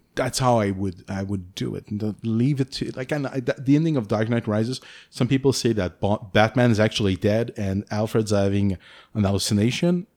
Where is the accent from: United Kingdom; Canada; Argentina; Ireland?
Canada; accent: French-Canadian; English is a second language; I'm French Canadian